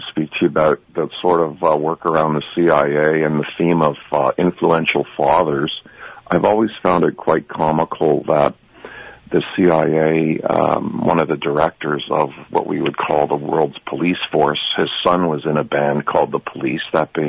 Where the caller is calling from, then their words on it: Mississauga, Ontario, Canada; I'm from Mississauga.